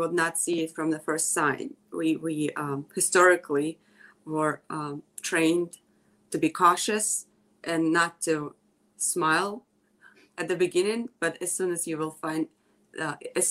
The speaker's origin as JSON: {"language": "English", "town": "Kremenchuk", "region": "Poltava Oblast", "country": "Ukraine", "tie": "born or raised there", "also_born_or_lived": "Kyiv, Ukraine", "moved": "as an adult", "lives_now": "Toledo, United States", "said": "I was born in Ukraine, in the central part of Ukraine. It's a city called Kremenchuk. And I moved there at the age 19 to Kyiv"}